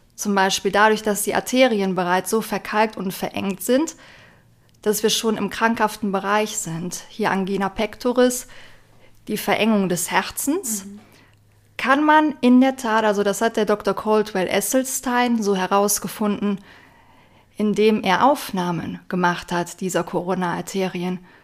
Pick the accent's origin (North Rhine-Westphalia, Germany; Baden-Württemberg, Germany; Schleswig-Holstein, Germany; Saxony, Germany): North Rhine-Westphalia, Germany; near Aachen; Ich komme aus der Nähe von Aachen, Nordrhein-Westfalen, Deutschland